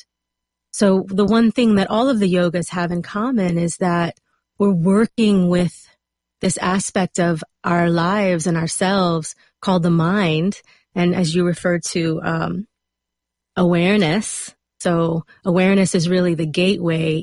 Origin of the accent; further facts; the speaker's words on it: South Louisiana, United States; moved away as an adult; also born or lived in South Alabama; now in Los Angeles, United States; Right out of high school, I moved from South Louisiana to South Alabama